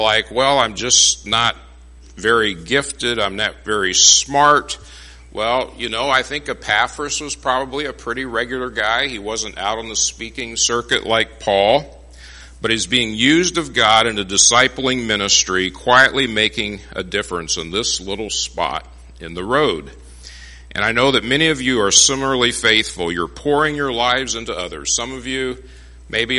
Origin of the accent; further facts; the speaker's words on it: Phoenix, Arizona, United States; moved away; I grew up in Phoenix